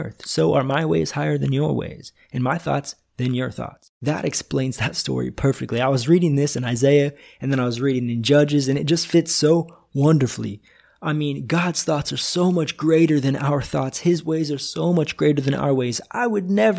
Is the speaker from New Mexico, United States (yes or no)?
no; Northwest Missouri, United States; moved away as an adult; now in Brazil; I'm originally from Northwest Missouri